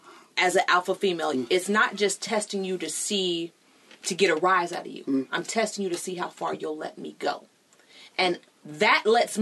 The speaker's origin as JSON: {"language": "English", "region": "California", "country": "United States"}